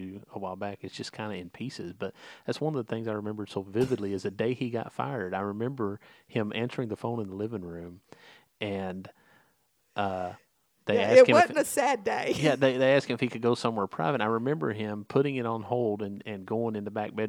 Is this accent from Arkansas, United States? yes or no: yes; Lake City, Arkansas, United States; also born or lived in Sullivan, Indiana; we grew up in Lake City, Arkansas